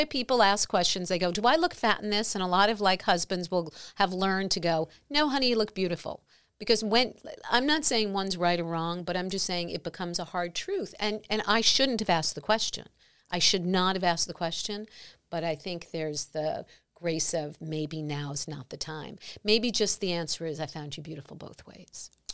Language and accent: English; New York, United States; I'm a New Yorker